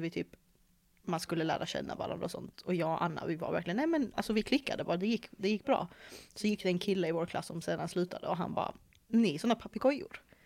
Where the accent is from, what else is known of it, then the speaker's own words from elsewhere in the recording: Malmö, Skåne, Sweden; also born or lived in England; Jag är född och uppväxt här i Malmö